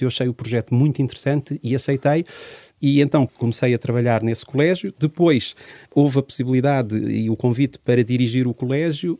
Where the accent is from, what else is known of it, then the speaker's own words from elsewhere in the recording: Portugal; also born or lived in Angola; nasci em Angola em 73 e com dois anos vim com toda a minha família para Portugal